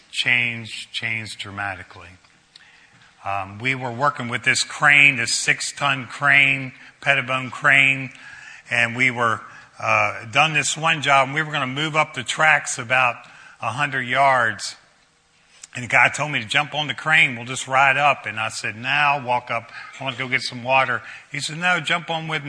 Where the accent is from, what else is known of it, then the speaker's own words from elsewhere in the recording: Brunswick, United States; I grew up in Brunswick, played high school football